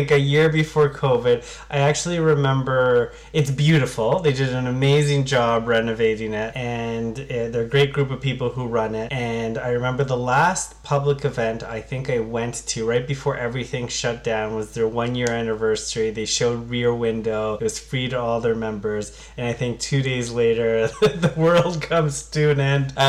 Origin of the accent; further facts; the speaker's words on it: Ottawa, Ontario, Canada; now in Hamilton, Canada; I grew up in Ottawa